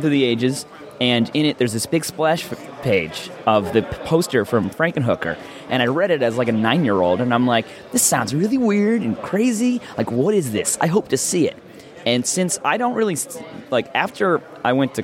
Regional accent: Scranton, Pennsylvania, United States; Scranton, Pennsylvania

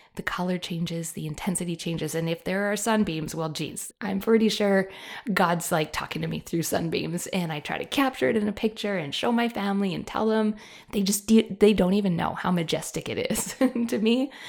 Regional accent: Canada; I am a Canadian

